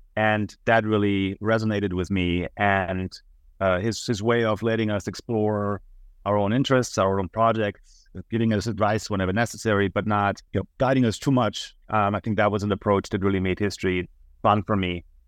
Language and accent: English; Munich, Bavaria, Germany; moved away as an adult; now in United States; I'm originally from Munich, Germany, and that's also where I attended the university yeah, for eight semesters